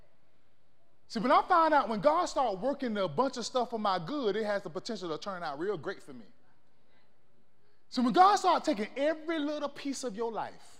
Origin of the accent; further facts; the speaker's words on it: Florida, United States; now in El Paso, United States; I'm from Florida